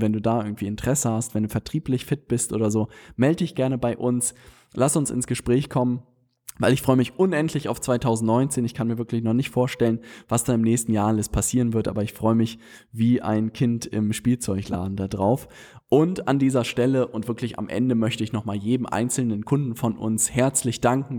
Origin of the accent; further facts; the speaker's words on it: Hamburg, Germany; wir Hamburger